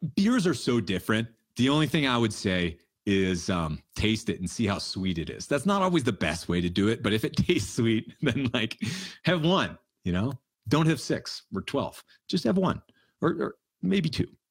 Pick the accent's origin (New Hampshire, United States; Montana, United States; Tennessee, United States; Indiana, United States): New Hampshire, United States; We grew up in New Hampshire